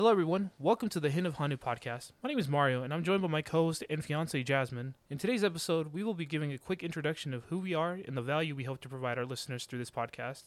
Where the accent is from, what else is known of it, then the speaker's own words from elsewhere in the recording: Georgia, United States; I've lived my, the majority of my life here in Georgia since I was nine, so pretty much my home state now at this point.